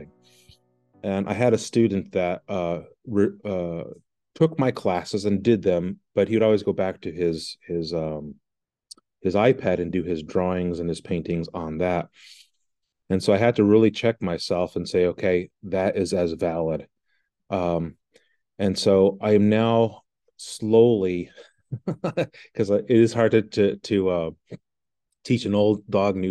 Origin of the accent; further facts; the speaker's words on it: Santa Fe, New Mexico, United States; moved away as an adult; now in Maine, United States; I'm originally from New Mexico, Santa Fe, and my wife kidnapped me and brought me to this very cold